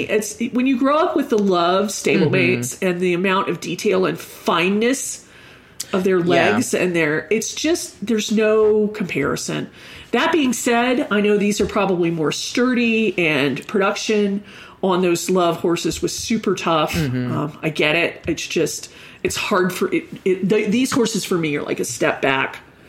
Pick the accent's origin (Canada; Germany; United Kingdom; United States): Germany; I grew up in Germany and the only access to horses I had were Briars.